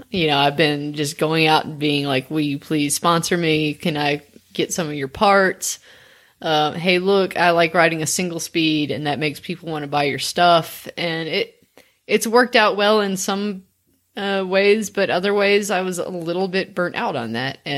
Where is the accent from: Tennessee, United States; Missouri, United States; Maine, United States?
Tennessee, United States; Memphis; Uh, I grew up in Memphis, which is a big city, but it's also not um, it's not at the same time.